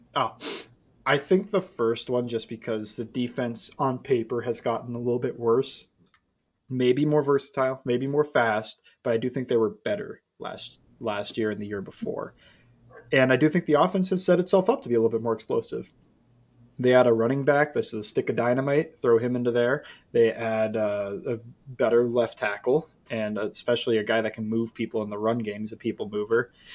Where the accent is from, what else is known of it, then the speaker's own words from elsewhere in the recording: Ohio, United States; I grew up in Ohio